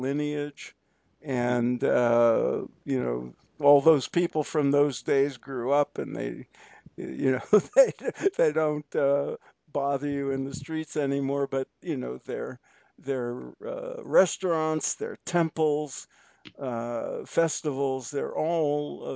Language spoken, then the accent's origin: English; New York City, New York, United States; when I was a kid growing up in Brooklyn